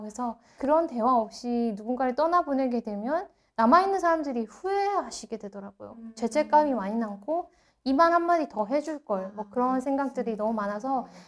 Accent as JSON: {"language": "Korean", "country": "South Korea", "also_born_or_lived": "Santa Cruz County, California, United States", "moved": "as an adult", "lives_now": "Santa Cruz, United States"}